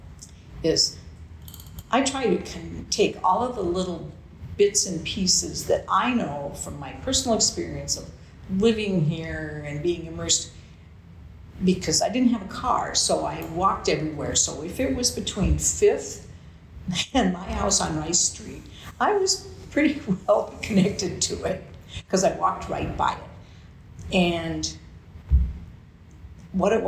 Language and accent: English; Anoka, Minnesota, United States; I grew up in Anoka. I went to school in Anoka